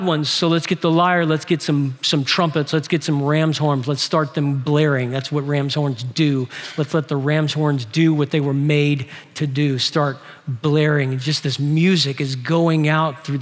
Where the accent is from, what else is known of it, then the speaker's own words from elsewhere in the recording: New Orleans, Louisiana, United States; New Orleans, my hometown